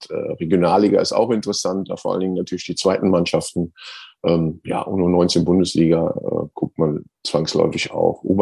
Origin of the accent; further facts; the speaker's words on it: Cologne, North Rhine-Westphalia, Germany; ja gut, ich, bin, ich, ich, bin, Kölner, also von daher.